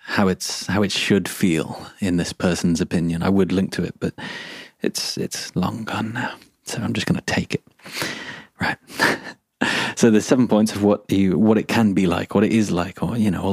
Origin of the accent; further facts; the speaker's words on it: England, United Kingdom; I'm English